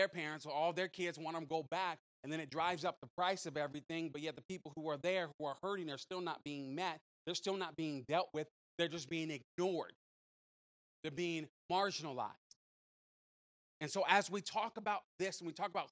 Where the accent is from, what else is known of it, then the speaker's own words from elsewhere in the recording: San Francisco, California, United States; moved away; I grew up in San Francisco